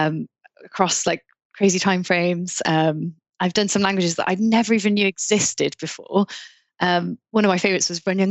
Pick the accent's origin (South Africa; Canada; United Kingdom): United Kingdom; South Wales; also born or lived in Bordeaux, France; So I'm from Wales, and I'm from South Wales, and in North Wales, they say for cake, the word cake, they say cacen. But I'm from South Wales and I say taishen.